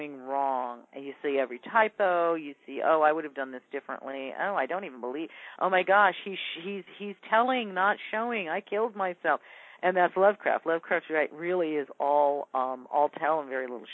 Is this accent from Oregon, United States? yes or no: no; Ventura, California, United States; I grew up in Ventura, which is, you know, a beach town an hour north of L.A.